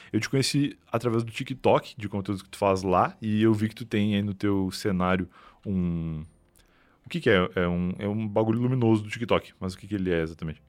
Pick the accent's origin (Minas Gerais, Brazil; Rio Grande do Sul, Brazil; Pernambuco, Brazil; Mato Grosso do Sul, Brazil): Rio Grande do Sul, Brazil; now in São Paulo, Brazil; eu saí do Rio Grande do Sul, né, fazendo essas coisas, vir morar em São Paulo